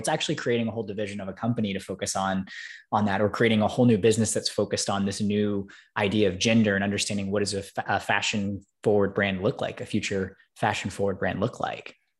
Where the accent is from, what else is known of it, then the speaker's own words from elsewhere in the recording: Alabama, United States; growing up in Alabama